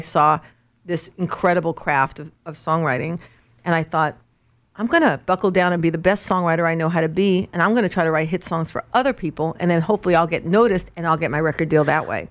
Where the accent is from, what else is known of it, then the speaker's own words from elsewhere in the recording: Los Angeles, California, United States; moved away as an adult; also born or lived in New York / Nashville; I was born in New York but raised in Los Angeles